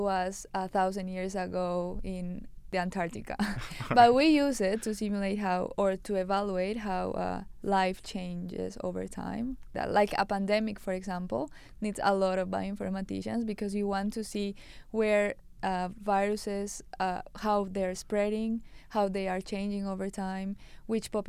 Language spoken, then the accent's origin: English; Colombia; moved away as an adult; I was from Colombia.